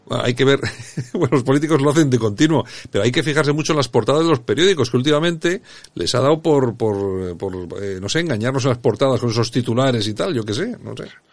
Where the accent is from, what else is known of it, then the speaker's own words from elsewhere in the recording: Bilbao, Basque Country, Spain; los chulos somos los de Bilbao